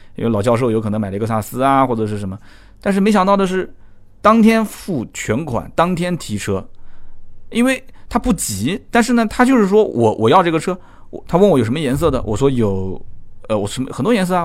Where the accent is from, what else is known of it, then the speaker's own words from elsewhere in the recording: Nanjing, Jiangsu, China; 我们南京话讲叫呆不愣吃的